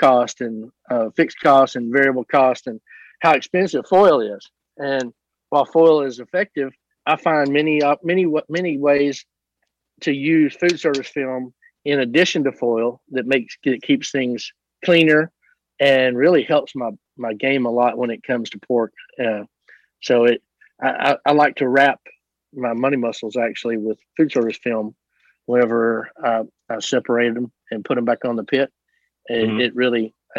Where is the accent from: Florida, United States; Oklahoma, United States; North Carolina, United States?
Oklahoma, United States; Southeast; moved away; I'm from Southeast Oklahoma